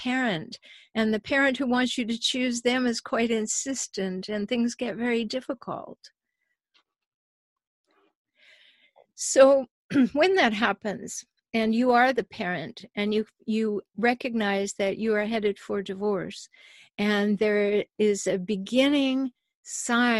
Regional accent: Canada; now in United States; I'm a Canadian. I live in the States

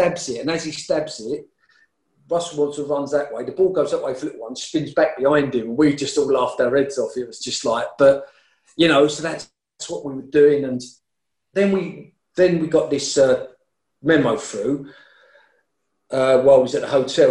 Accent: London, United Kingdom; I'm from East Ham

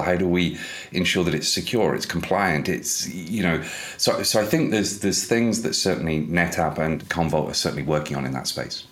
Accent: United Kingdom; I'm British

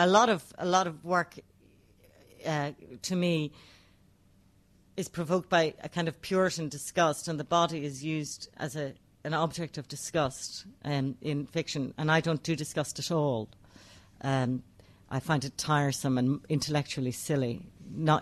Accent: Ireland; I write as an Irish woman

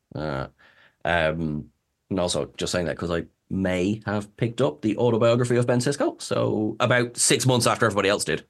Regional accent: Ireland; I'm Irish

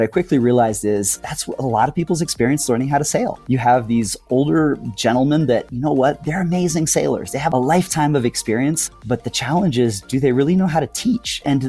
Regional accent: Spain; also born or lived in Morocco; I grew up in Spain and Morocco, and a big part of our family culture was just traveling, just a love of traveling and exploring.

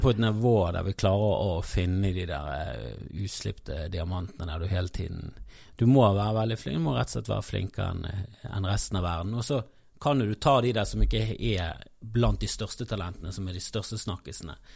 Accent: Bergen, Vestland, Norway; både som bergenser

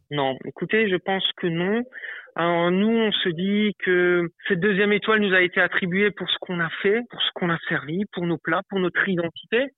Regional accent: Avolsheim, Grand Est, France; je suis originaire euh, d'Abolsheim, à côté de Molsheim

